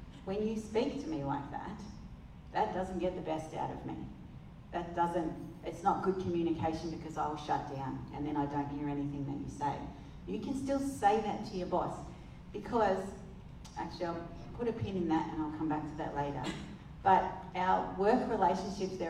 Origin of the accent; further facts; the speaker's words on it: England, United Kingdom; I'm English